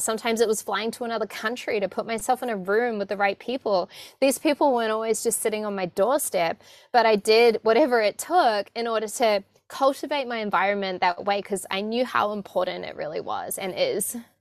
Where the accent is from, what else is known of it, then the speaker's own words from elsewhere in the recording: New Zealand; I was born in New Zealand and very much raised in a family that wasn't having conversations about abundance